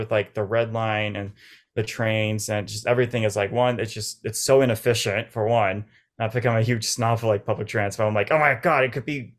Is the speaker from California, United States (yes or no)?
yes; Orange County, California, United States; Orange County. So it was like an hour and a half, but it's so different.